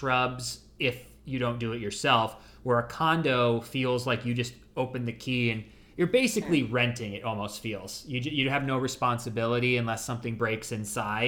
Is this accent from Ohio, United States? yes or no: yes; Ohio, United States; now in Florida, United States; my home state, Ohio